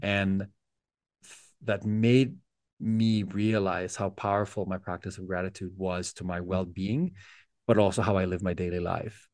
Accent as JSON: {"language": "English", "country": "Philippines", "tie": "born or raised there", "said": "our house in the Philippines"}